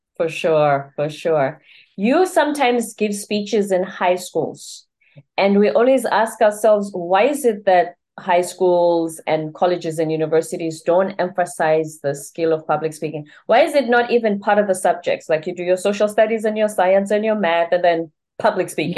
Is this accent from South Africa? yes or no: yes; South Africa; now in United States; I'm in the U S, I'm from South Africa